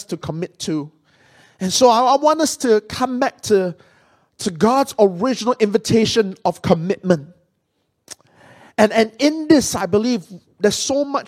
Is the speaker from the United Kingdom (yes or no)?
no; Penang, Malaysia; moved away; Penang is my hometown. I'm from Malaysia.